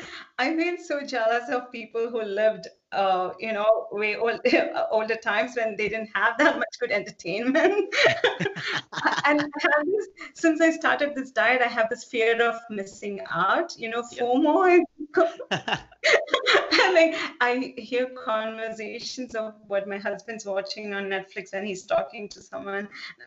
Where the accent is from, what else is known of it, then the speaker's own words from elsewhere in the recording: South India, India; I'm originally from South India, so we eat a lot of cooked vegetables.